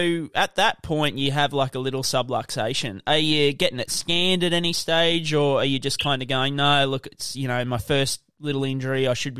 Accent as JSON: {"language": "English", "town": "Brisbane", "region": "Queensland", "country": "Australia", "said": "I'm from Brisbane myself"}